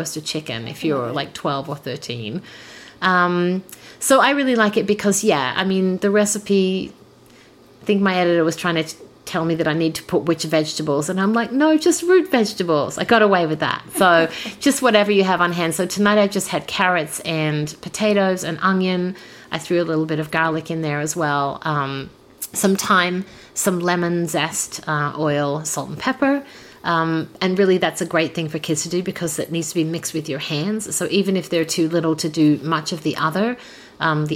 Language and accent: English; Adelaide, South Australia, Australia; moved away as an adult; also born or lived in Brussels, Belgium / France; now in Toronto, Canada; I was born in Adelaide, in South Australia.